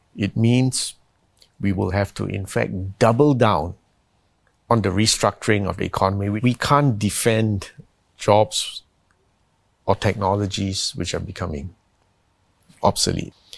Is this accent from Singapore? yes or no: yes; Singapore; I'm from Singapore